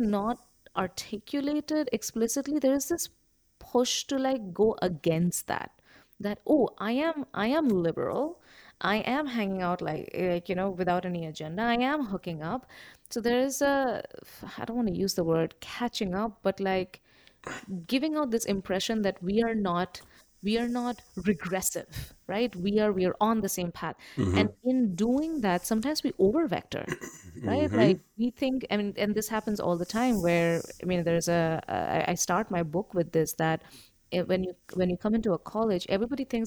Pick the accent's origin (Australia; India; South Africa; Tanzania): India; moved away; I come from India